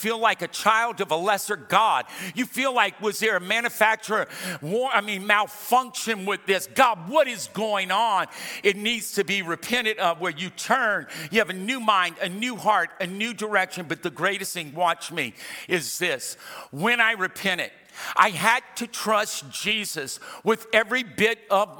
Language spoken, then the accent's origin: English; Louisiana, United States; I'm from Louisiana